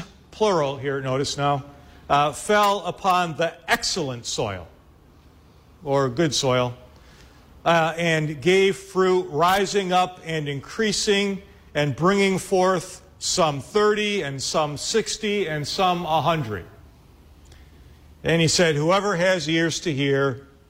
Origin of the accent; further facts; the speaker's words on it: Chicago, Illinois, United States; I'm from Chicago